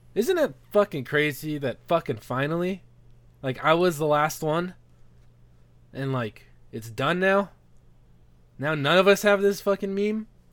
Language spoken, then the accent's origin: English; Los Angeles, California, United States; moved away as an adult; now in Missouri, United States; I grew up in Los Angeles, like, my whole life, and I didn't realize I was a fucking minority until I came to Missouri.